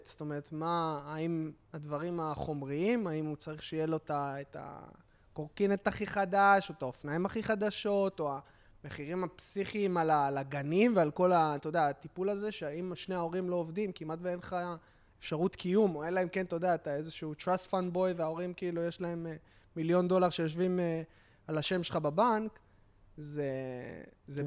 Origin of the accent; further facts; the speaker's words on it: Tel Aviv, Tel Aviv District, Israel; אני גדלתי ביד אליהו, אז כאילו, אני ת, תל אביבי